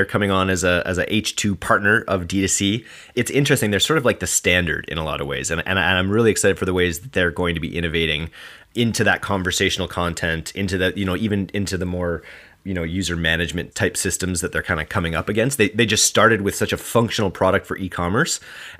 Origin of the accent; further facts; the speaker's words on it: Canada; we're Canadian